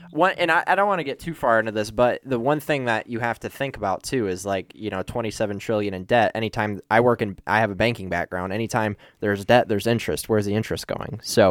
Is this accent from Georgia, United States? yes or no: no; Gaylord, Michigan, United States; now in Grand Rapids, United States; I live in Grand Rapids, Michigan right now. I'm originally from Gaylord, which is about 3 hours north. It's a little small town just about an hour south of the Mackinac Bridge.